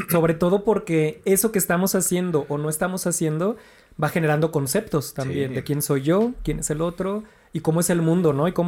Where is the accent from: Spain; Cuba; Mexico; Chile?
Mexico; Yo soy mexicano porque no soy estadounidense